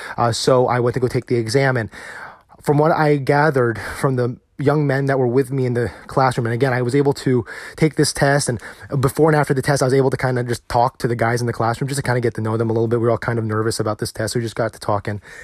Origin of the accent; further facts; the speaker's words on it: United States; as a husband, as a father, as an American